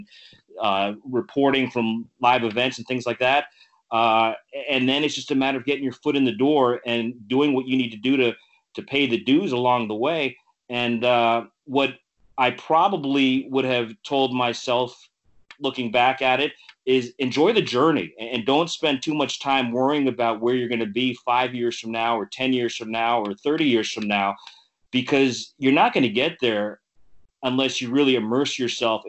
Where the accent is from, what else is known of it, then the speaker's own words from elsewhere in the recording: South Florida, United States; moved away as an adult; also born or lived in Rochester / San Diego / Boston; I grew up in South Florida